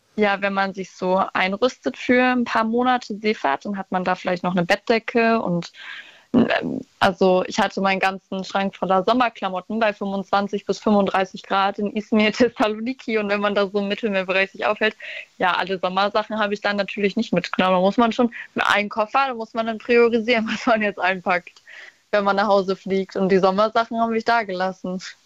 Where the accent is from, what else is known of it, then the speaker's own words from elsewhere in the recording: Brandenburg, Germany; also born or lived in Wilhelmshaven; ich komme nur aus Brandenburg